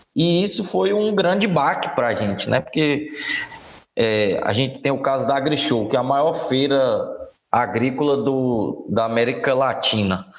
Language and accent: Portuguese; Guanambi, Bahia, Brazil; moved away as an adult; also born or lived in Janaúba, Minas Gerais; sou natural de Guanambi, Bahia.